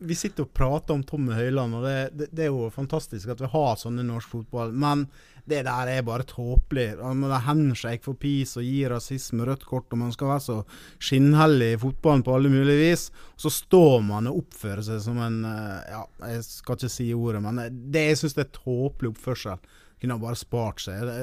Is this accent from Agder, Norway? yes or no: no; Skarbøvik, Møre og Romsdal, Norway; det har ingenting med min dialekt å gjøre, for jeg er Skarbevik-gutt, ikke Ålesund-gutt.